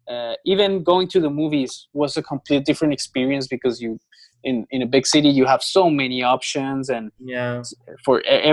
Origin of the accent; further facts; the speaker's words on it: Bogotá, Bogotá Capital District, Colombia; moved away as an adult; also born or lived in Mexico City, Mexico; I'm from Colombia. I'm from the capital city called Bogota. Mm-hmm. So I grew up there for most of my life